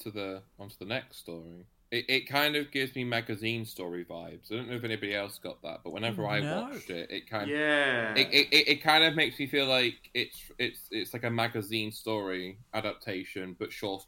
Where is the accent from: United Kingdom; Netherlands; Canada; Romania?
United Kingdom; I'm from the United Kingdom.